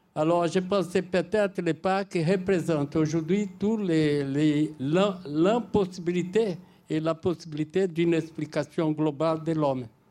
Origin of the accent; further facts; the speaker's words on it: Brazil; Je suis brésilien, voisin de l'Argentine